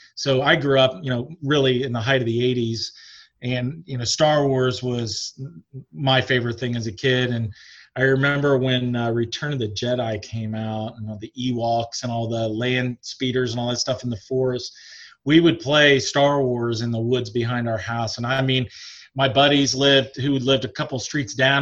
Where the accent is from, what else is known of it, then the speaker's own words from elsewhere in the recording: Springfield, Ohio, United States; also born or lived in Newport News, Virginia / Michigan; I'm from Springfield, Ohio. That's where I grew up